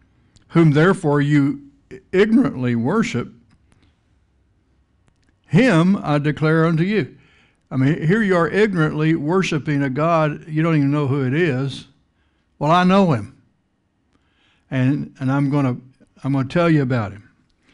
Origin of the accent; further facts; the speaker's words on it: Texas, United States; I grew up out in West Texas, plains of the Texas Panhandle